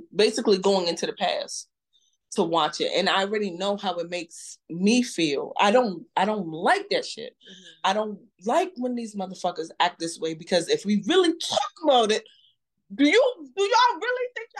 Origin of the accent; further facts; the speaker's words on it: United States; I am a Black American. I was born and raised in this country.